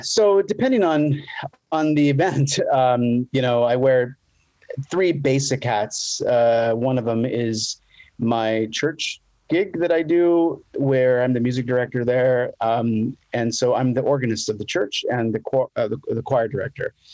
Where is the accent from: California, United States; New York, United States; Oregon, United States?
California, United States; Los Angeles; moved away as an adult; now in San Diego, United States; I'm originally from Los Angeles okay. uh, area.